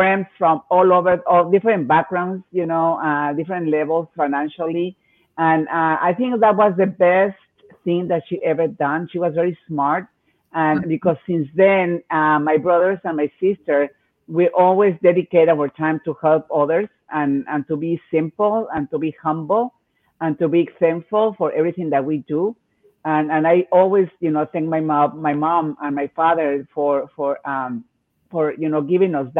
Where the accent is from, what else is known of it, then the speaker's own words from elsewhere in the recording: Mexico City, Mexico; moved away as an adult; now in San Diego, United States; I'm from Mexico City. I grew up in a big city